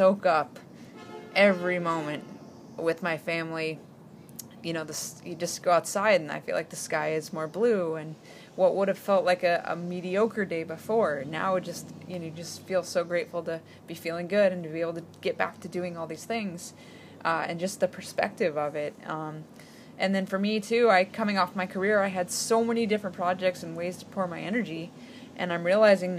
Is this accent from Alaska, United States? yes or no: yes; Alaska, United States; I grew up in Alaska, where we did not spend a lot of time in open water